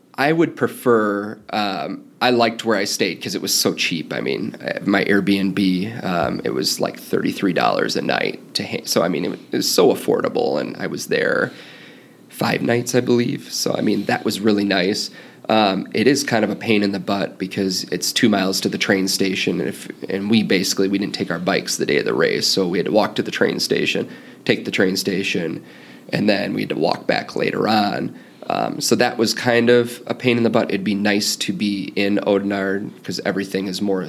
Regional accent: Midwest, United States; growing up in the Midwest, that's kind of the kind of the same kind of roots that I came from

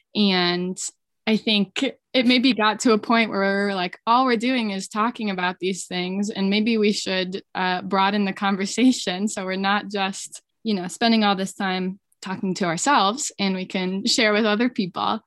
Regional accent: Billings, Montana, United States; moved away as an adult; also born or lived in Vermont; now in Jackson, United States; I grew up in Billings in Montana

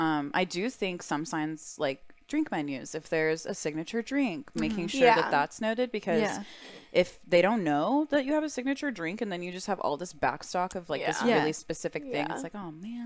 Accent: Texas, United States; I'm from Texas. I've had enough boots worn in my life. Yeah. Like, my family has a ranch.

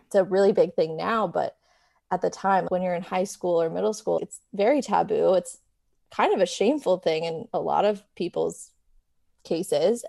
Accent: New York, United States; moved away as an adult; now in Los Angeles, United States; So, I am originally from New York. I grew up there and then moved to L A when I turned eighteen for college.

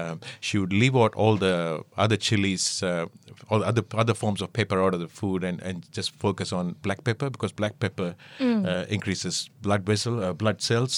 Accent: India; Being an Indian and being raised in that surrounding, we always learned to appreciate what you added in the food

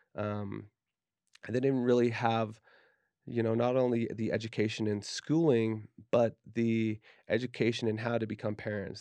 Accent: Davis County, Utah, United States; growing up in Davis County, Utah

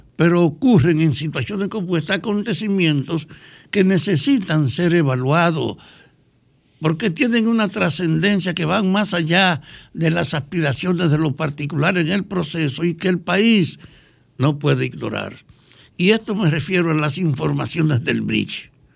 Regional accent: Dominican Republic

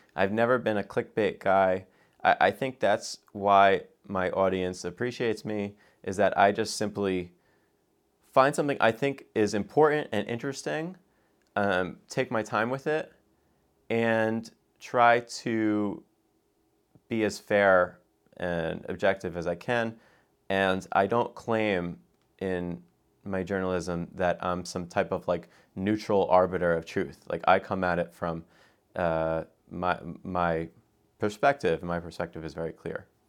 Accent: United States; an American

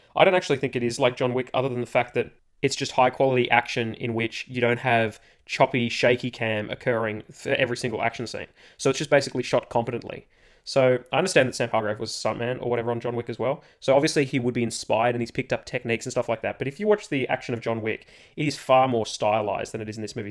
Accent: Australia; being Australian

